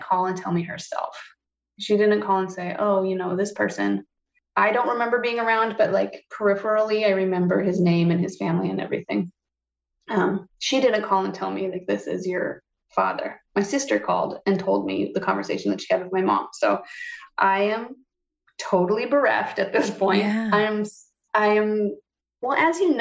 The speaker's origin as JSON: {"language": "English", "region": "Montana", "country": "United States", "tie": "born or raised there", "moved": "yes", "said": "took me back to Montana. We lived with my grandparents, her parents, until they got divorced"}